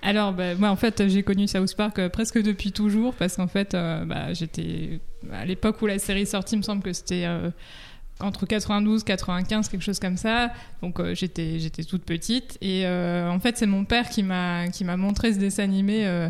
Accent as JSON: {"language": "French", "country": "France", "said": "chez nous en France."}